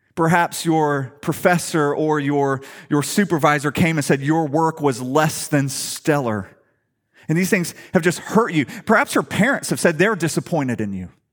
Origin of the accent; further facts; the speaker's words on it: Atlanta, Georgia, United States; moved away; I'm from Atlanta